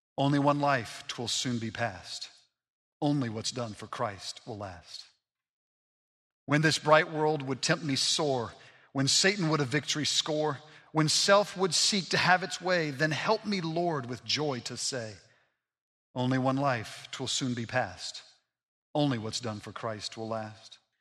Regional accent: Montgomery, Alabama, United States; I grew up in Montgomery, Alabama

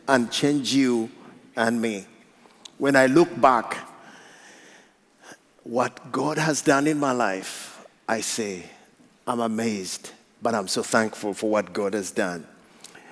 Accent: Uganda; I come from Africa

